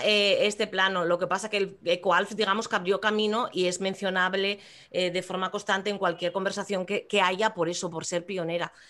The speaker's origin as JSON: {"language": "Spanish", "region": "Asturias", "country": "Spain", "said": "orgullosa como no de mi tierra"}